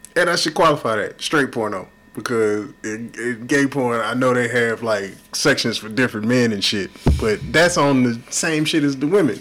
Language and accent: English; Houston, Texas, United States; I love Houston. I'm from Houston